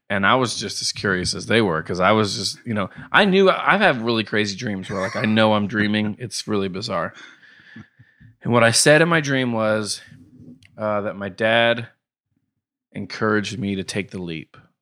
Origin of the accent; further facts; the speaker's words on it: Knoxville, Tennessee, United States; also born or lived in Ithaca, New York / Atlanta; I've lived in Knoxville since I could, was three. I've lived here